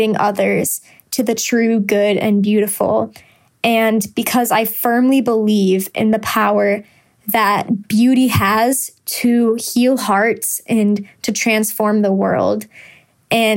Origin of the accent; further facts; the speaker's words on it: Chicago, Illinois, United States; I'm from Chicago, Illinois, and I'm a student at Franciscan University of Steubenville